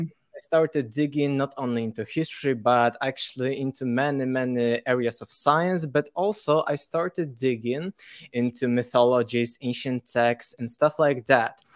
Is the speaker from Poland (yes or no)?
yes; Poland; English is a second language; I'm from Poland